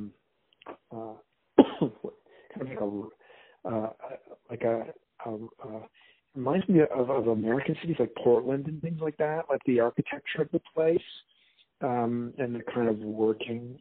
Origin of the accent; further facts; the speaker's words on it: Lunenburg, Nova Scotia, Canada; I'm from the South Shore. I grew up down in Lunenburg.